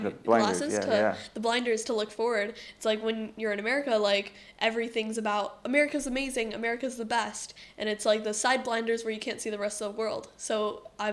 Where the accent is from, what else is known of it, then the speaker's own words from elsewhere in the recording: United States; moved away; being American